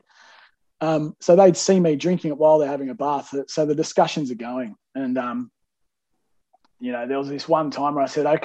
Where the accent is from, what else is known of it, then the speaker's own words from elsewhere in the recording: Melbourne, Victoria, Australia; I grew up in Melbourne